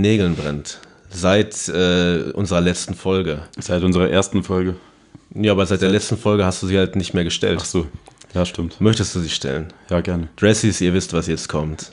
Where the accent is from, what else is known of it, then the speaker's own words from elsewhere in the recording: Paderborn, North Rhine-Westphalia, Germany; bei uns in Paderborn